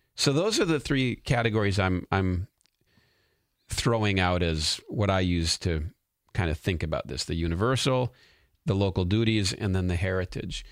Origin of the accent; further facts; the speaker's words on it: United States; As a citizen of the United States of America